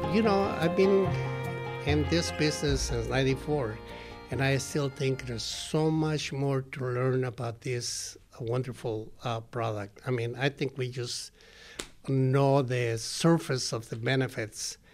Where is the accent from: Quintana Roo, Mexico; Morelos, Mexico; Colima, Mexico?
Colima, Mexico; moved away; some of the people in my hometown, in Colima